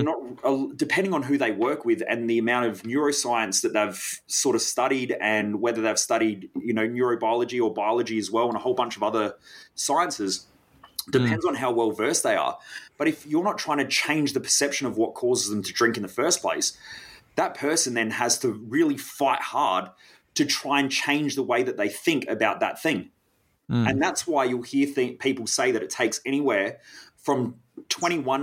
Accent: South Australian countryside, Australia; growing up in the South Australian countryside, there were a lot of brown snakes.

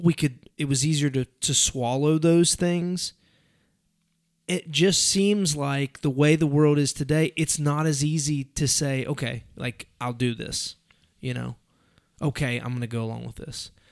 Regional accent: United States; I'm an American

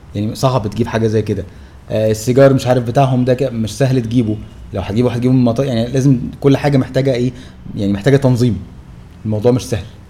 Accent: Egypt

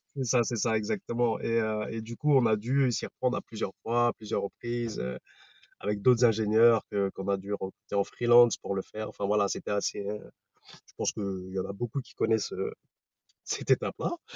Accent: Paris region, Val-d'Oise, Île-de-France, France; Je viens de la région parisienne, dans le 95

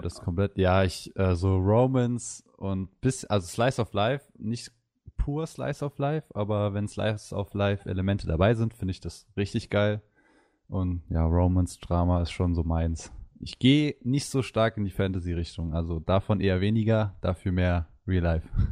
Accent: Mainz, Rhineland-Palatinate, Germany; ich komme aus Mainz, bin 20

